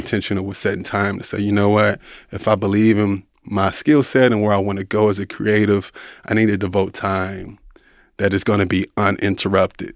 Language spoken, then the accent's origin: English; Louisville, Kentucky, United States; I'm from Louisville, Kentucky. I'm from the inner city, grew up poor